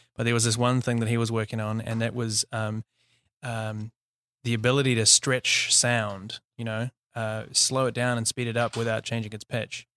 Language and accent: English; New Zealand; also born or lived in South Africa / Australia / Auckland, New Zealand; I'm from New Zealand, uh, born and raised.